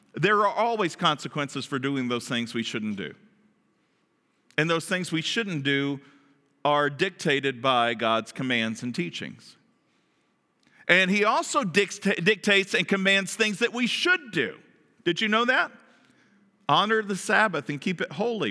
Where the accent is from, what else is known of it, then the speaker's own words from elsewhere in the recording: Kentucky, United States; I'm from the South. From Kentucky